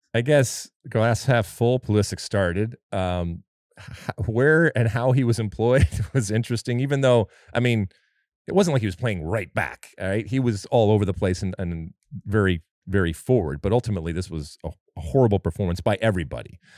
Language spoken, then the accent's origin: English; United States; I'm an American